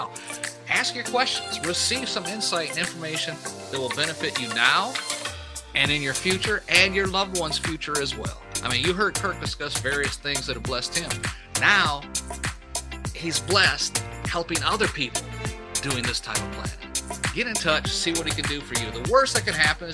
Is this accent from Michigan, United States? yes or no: yes; Michigan, United States; I was born and raised up in Michigan